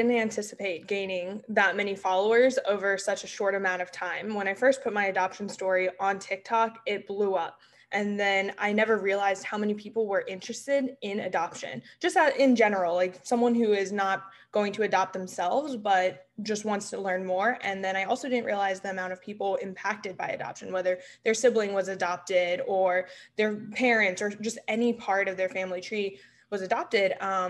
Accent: Memphis, Tennessee, United States; I spent most of my life moving around the US, but really I call Memphis, Tennessee, my hometown.

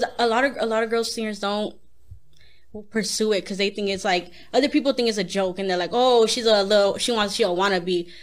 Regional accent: South Gate, California, United States; I grew up in Southgate

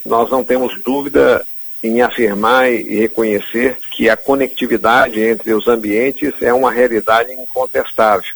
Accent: Belo Horizonte, Minas Gerais, Brazil; now in Pantanal, Brazil; eu sou nascido em Belo Horizonte, já estou aqui há mais de 30, 40 anos

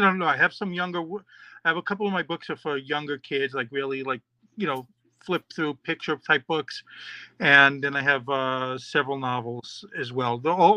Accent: New York, United States; born there; also born or lived in Mexico / Israel / Florida; I was born in New York, but, you know, I know you can't tell from the accent, but yes. But I've also lived in Mexico and Israel and Florida, all over the world.

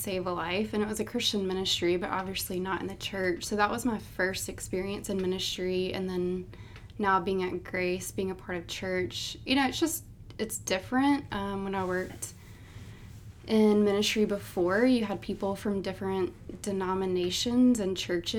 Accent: Montgomery, Alabama, United States; moved away as an adult; also born or lived in Auburn, Alabama; now in Birmingham, United States; I moved from Montgomery to Auburn

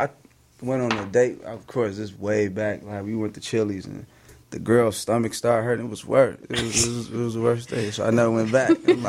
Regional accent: Chicago, Illinois, United States; also born or lived in Harvey; I'm from Chicago, South Side mainly. From Englewood to the Hundreds to I lived in Harvey, all that.

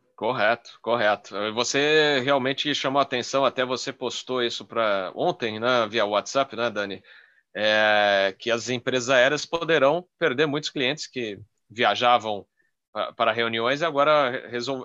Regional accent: São Paulo, Brazil; moved away as an adult; now in Rio Grande do Sul, Brazil; Eu moro aqui no Rio Grande do Sul, sou paulistano, mas moro há cinco anos aqui.

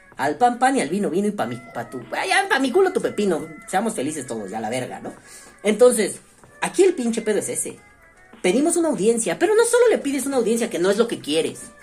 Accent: Mexico; como ciudadano mexicano

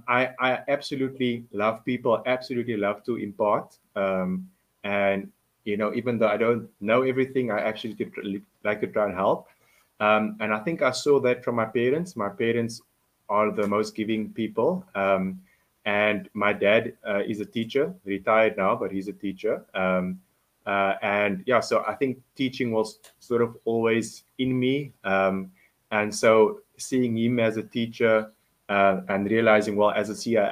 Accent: Cape Town, Western Cape, South Africa; I'm a Cape Townian, born and bred in Belhar

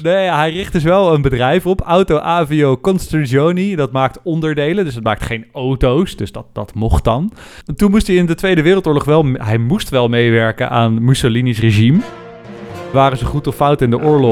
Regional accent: Netherlands; wij als Nederlanders

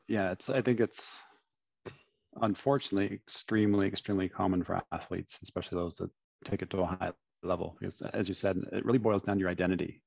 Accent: London, Ontario, Canada; was born and raised in London, Ontario

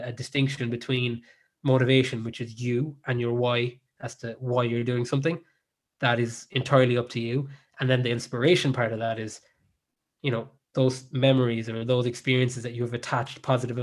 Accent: Ireland; also born or lived in South Africa; I spent most of my life in Ireland and growing up in Ireland

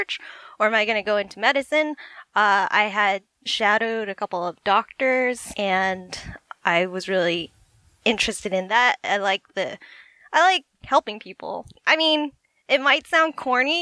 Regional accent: Las Vegas, Nevada, United States; now in San Francisco, United States; I am originally from Las Vegas. I'm currently living in San Francisco

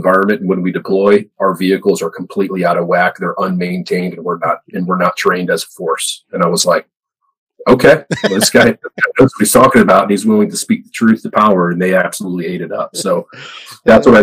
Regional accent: Lake George, New York, United States; I'm from upstate New York originally, like Albany, Saratoga area. And my family owns a home in Lake George, New York. And so I spent the majority of my childhood there

